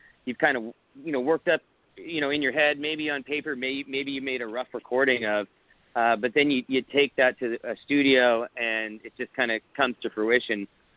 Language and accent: English; South Florida, United States; now in Austin, United States; I grew up in South Florida